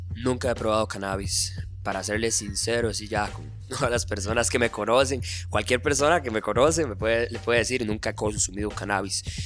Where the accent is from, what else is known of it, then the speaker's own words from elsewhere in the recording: Tibás, San José, Costa Rica; yo soy de Tibás